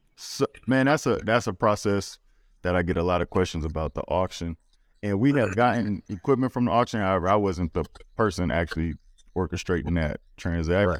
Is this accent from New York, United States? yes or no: no; Louisiana, United States; I'm from Louisiana